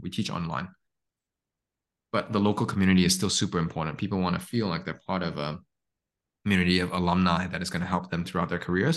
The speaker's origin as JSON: {"language": "English", "country": "Hong Kong", "tie": "born or raised there", "also_born_or_lived": "Stanford", "moved": "yes", "lives_now": "Singapore", "said": "I grew up in Hong Kong"}